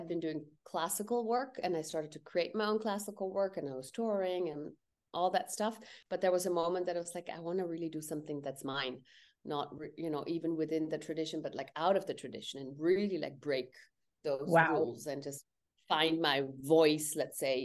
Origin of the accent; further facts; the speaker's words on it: India; I'm Indian